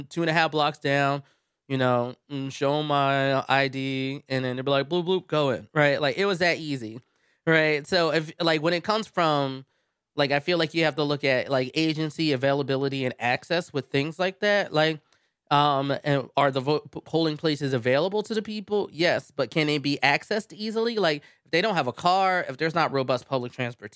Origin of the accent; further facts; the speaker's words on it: Philadelphia, Pennsylvania, United States; moved away; I come from Philadelphia